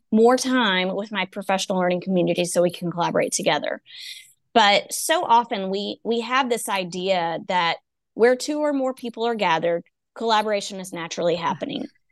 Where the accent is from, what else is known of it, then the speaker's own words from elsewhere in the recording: East Texas, United States; I'm from East Texas.